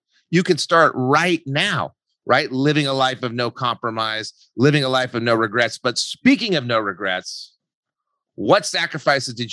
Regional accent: Albuquerque, New Mexico, United States; moved away; also born or lived in Santa Barbara; I'm from Albuquerque, New Mexico

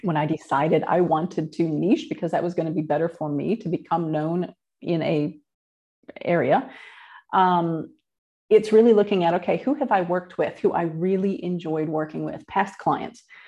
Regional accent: Midwest, United States; moved away as an adult; now in New Zealand; I was born in the Midwest in the United States and grew up in a pretty normal middle class family

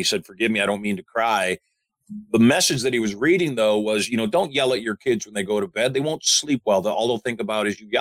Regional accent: Michigan, United States; I grew up in Michigan

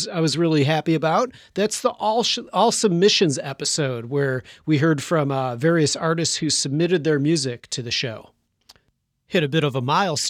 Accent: Chicago, Illinois, United States; my hometown of Chicago

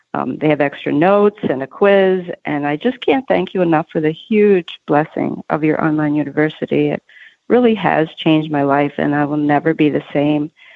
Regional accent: Philadelphia, Pennsylvania, United States; Philly, Pennsylvania, my hometown

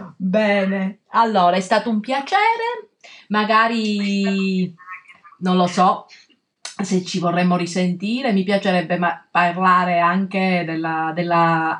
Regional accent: Calabria, Italy; now in Milan, Italy; nel mio paese in, in, in, Calabria, in collina set, a 700 metri

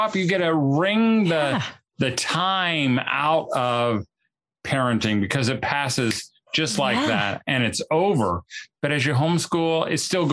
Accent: Indiana, United States; I'm from Indiana

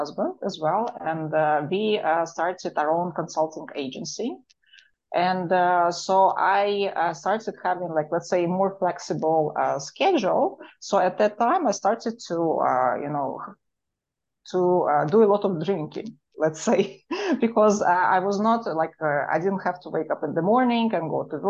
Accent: Moscow, Russia; accent: Russian; English is a second language; moved away; my Russian accent

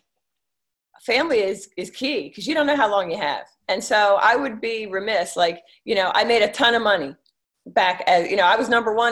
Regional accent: King of Prussia, Pennsylvania, United States; moved away as an adult; also born or lived in Northern Virginia; I was from Philadelphia area, a Philly suburb, King of Prussia

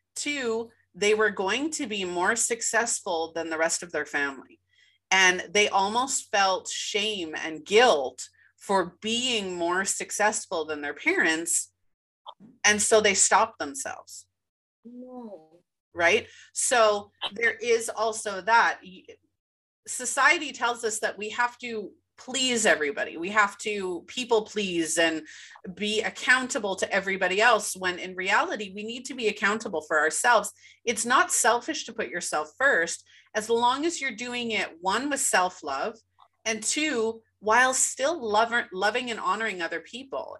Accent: Winnipeg, Manitoba, Canada; born or raised there

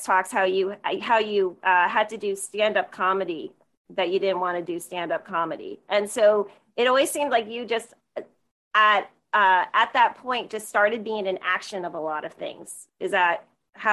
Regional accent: New Jersey, United States; I'm originally from New Jersey, like an hour outside New York City.

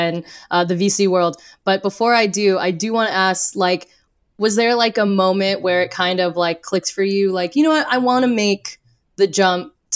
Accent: Orange County, California, United States; now in New York, United States; I'm originally from Orange County, born and raised there.

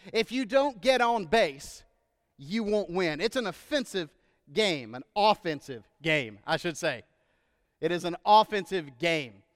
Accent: Texas, United States; moved away; I'm from Texas, our home state

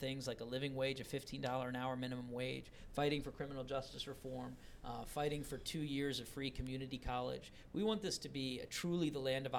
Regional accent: Charlottesville, Virginia, United States; I was born and raised in Virginia, and it's always been for me this place that was about opportunity, but not equal opportunity. I grew up in Charlottesville and Albemarle County

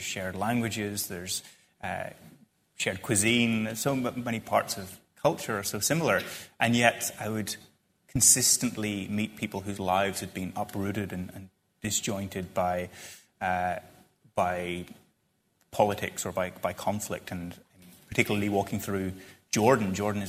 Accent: Ireland; And then eventually someone asked where I was from. And I said, I'm from Ireland.

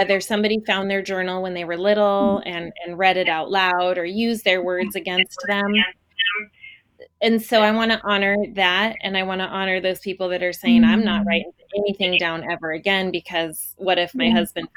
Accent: Portland, United States; I'm from Portland

